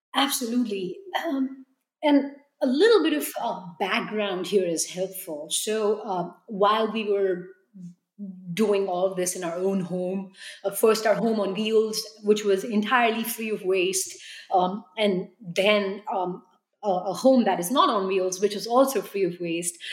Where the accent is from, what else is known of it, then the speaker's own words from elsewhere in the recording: New Delhi, Delhi, India; now in United States; growing up in New Delhi